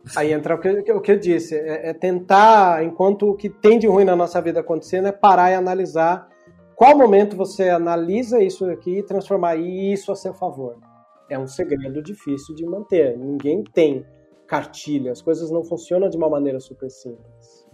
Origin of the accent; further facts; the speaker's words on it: Brazil; Eu, eu sou latino-americano e a gente carrega todo latino-americano, por mais que a gente está mais vindo da linha portuguesa do que a hispânica